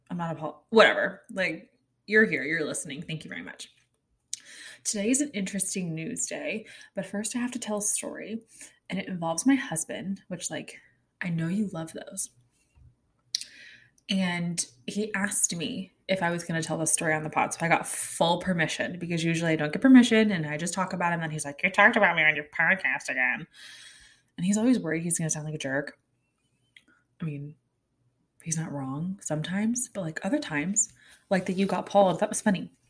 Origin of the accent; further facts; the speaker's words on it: Kansas City, Missouri, United States; also born or lived in Asia / Connecticut; We lived in Asia until I was six. I was born in the States, but not the point we moved to Connecticut. In the Northeast, I don't think they were that into the Oregon Trail. I moved from the Northeast to Kansas City.